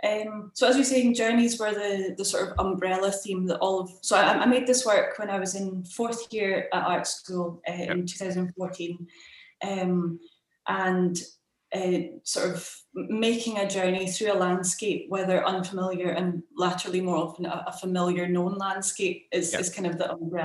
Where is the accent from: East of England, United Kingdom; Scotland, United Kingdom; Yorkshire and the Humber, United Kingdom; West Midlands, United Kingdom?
Scotland, United Kingdom; Orkney Islands; moved away as an adult; also born or lived in Scottish Borders; now in Glasgow, United Kingdom; I'm originally from the Orkney Islands, right off the north coast of Scotland, but I grew up sort of half in the Scottish borders, returned home age 9